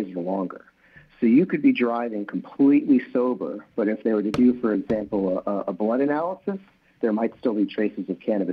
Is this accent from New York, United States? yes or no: yes; New York, United States; I'm a New Yorker